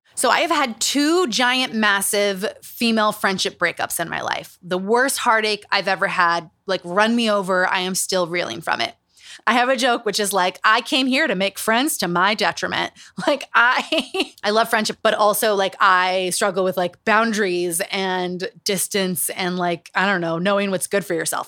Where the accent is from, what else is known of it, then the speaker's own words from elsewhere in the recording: Utah, United States; Growing up in Utah.